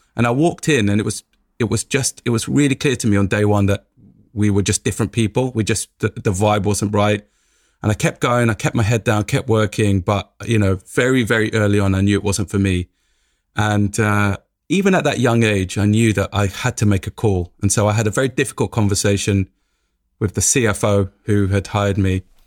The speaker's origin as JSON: {"language": "English", "region": "London", "country": "United Kingdom", "tie": "born or raised there", "said": "growing up in Tottenham, every day waking up in Tottenham"}